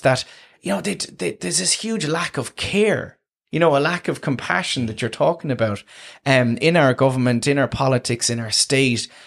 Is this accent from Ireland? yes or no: yes; Tramore, Munster, Ireland; born or raised there